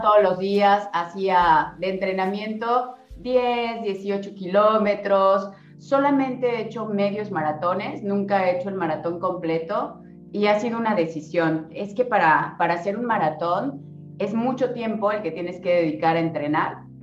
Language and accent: Spanish; Cancún, Quintana Roo, Mexico; yo soy de Cancún